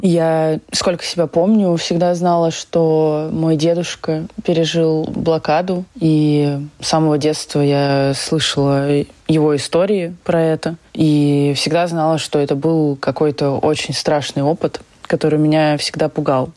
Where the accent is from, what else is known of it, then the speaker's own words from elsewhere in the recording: Saint Petersburg, Russia; я выросла в Петербурге